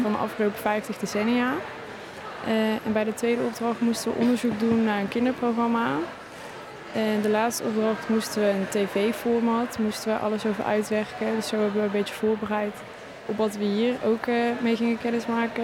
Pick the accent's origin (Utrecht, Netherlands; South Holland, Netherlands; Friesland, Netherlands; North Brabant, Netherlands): North Brabant, Netherlands; ik kom ook uit Brabant